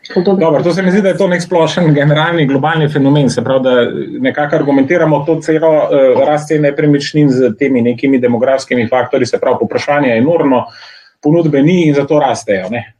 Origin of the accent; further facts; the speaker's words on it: Slovenia; Slovenci smo